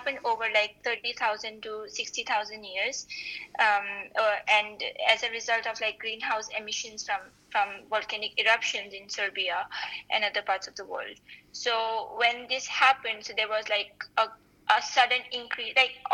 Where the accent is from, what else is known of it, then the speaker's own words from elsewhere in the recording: the mountains near the Himalayas, India; I am from India, and I'm from the mountains near the Himalayas